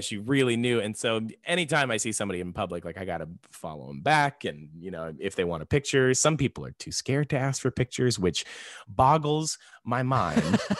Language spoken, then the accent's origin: English; Florida, United States; now in Texas, United States; I was born in Florida